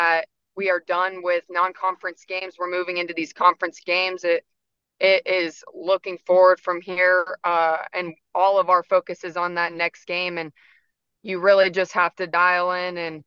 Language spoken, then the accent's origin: English; Acworth, Georgia, United States; I grew up in Acworth right down the road. So I'm from the area